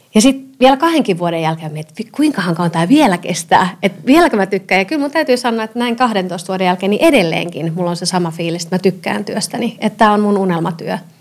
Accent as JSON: {"language": "Finnish", "town": "Seinäjoki", "region": "South Ostrobothnia", "country": "Finland", "tie": "born or raised there", "also_born_or_lived": "Tampere / Helsinki / Vienna", "moved": "as an adult", "lives_now": "Helsinki region, Finland", "said": "Mä oon Pohjanmaalta kotoisin"}